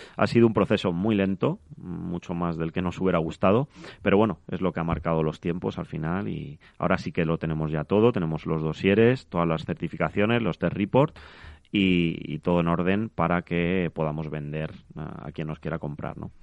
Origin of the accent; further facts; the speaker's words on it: Madrid, Community of Madrid, Spain; yo vengo de Carabanchel, que es un barrio del sur de Madrid, al cual adoro